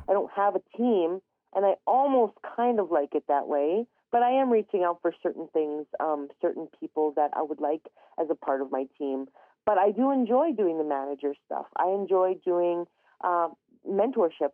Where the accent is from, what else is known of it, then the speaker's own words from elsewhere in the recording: Canada; I'm originally from Treaty 8 territory. Um, I grew up in a very tiny community known as a hamlet.